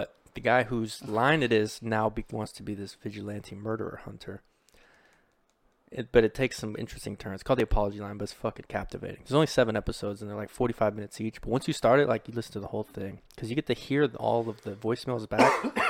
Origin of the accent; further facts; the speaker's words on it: Kentucky, United States; I'm from Kentucky.